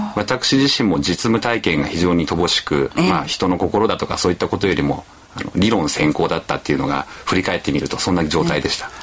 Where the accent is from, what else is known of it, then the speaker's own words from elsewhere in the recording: Chiba, Japan; 地元の千葉